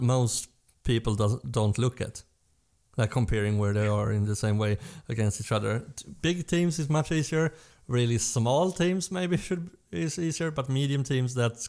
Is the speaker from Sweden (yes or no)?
yes; Sweden; we're from Sweden